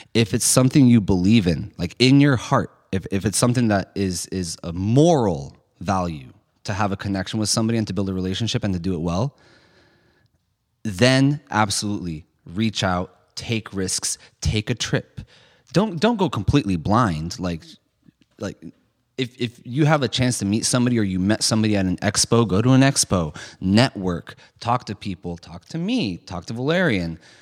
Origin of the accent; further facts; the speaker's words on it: San Francisco, California, United States; I grew up in San Francisco